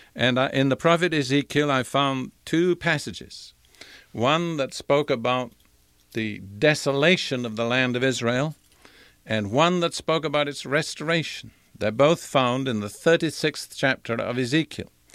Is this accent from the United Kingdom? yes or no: yes; United Kingdom; moved away as an adult; also born or lived in India / Africa / Europe; now in United States; I was born in India. I was educated in Britain